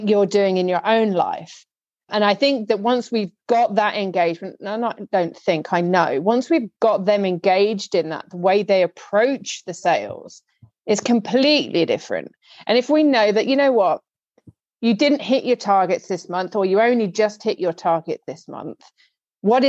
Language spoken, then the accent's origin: English; United Kingdom; me as a Brit